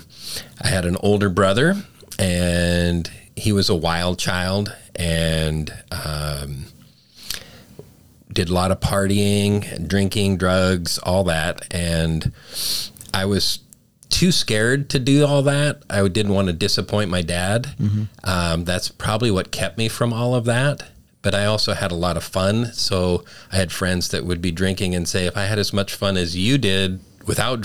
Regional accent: Calgary, Alberta, Canada; moved away; also born or lived in Winnipeg, Manitoba; I was born in Winnipeg, Manitoba, up in Canada. Grew up mainly in Calgary

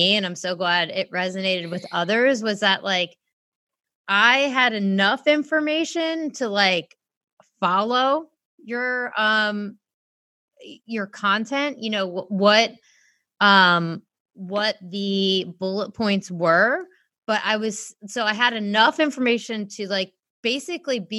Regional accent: United States; being American

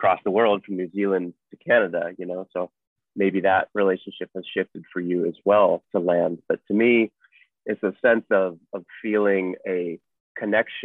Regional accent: Portland, Oregon, United States; now in Treasure Beach, Jamaica; I grew up in Portland, Oregon

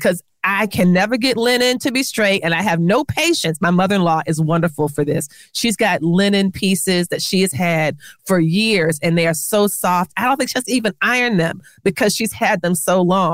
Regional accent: South Florida, United States; moved away; I'm from South Florida originally

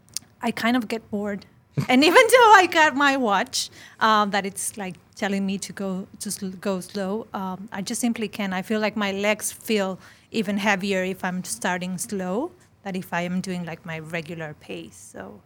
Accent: Mexico; from Mexico.

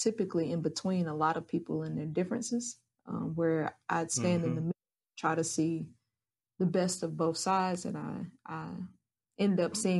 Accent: Asheville, North Carolina, United States; I am born and raised in Asheville, North Carolina.

